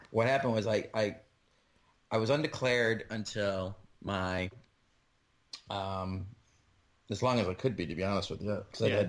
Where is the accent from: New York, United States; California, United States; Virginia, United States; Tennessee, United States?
New York, United States; Rochester; moved away as an adult; also born or lived in Dayton, Ohio; now in New Jersey, United States; Yeah, so I was born in Rochester. I lived there till I was, like, till I turned 18, and then I was gone out of there.